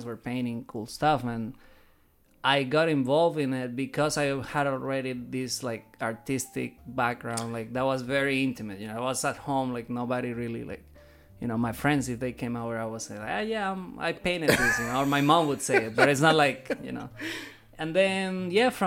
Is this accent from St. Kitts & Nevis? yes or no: no; Caracas, Capital District, Venezuela; moved away as an adult; now in Savannah, United States; I am originally from Caracas, Venezuela. I've been in the States for 10 years